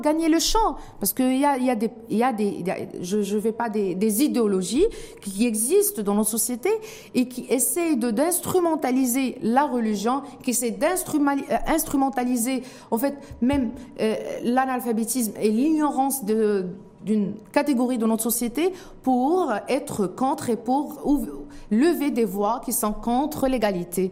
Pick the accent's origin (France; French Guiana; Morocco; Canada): Morocco; en tant que Marocain